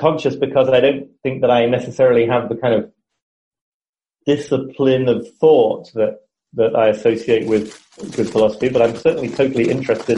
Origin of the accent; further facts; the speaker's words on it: United Kingdom; also born or lived in Brooklyn, New York; now in New York, United States; I'm British, as you can hear, but I live here in Brooklyn, in New York